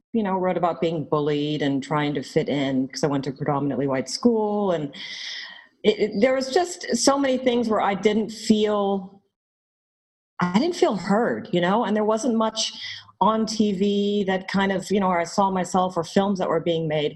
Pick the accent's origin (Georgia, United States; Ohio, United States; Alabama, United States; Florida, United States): Georgia, United States; moved away; also born or lived in Atlanta / New York; I grew up in Georgia